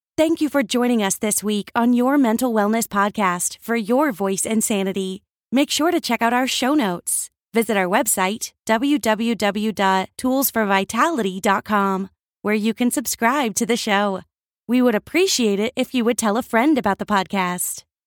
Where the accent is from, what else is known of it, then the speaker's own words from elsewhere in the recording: Germany; moved away; I grew up in Germany